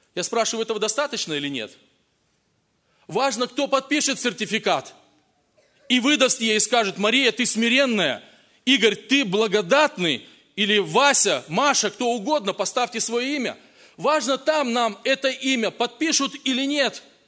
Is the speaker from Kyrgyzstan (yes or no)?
no; Kazakhstan; moved away; also born or lived in Russia; я рос в Казахстане, потом в России